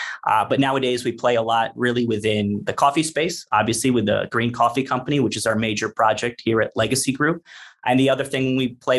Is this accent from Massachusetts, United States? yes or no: no; North Carolina, United States; moved away as an adult; also born or lived in New York / Bermuda / Hong Kong / Beijing; now in Medellin, Colombia; I grew up, you know, I was born in New York, grew up in North Carolina, you know, left the U.S. when I was about 25.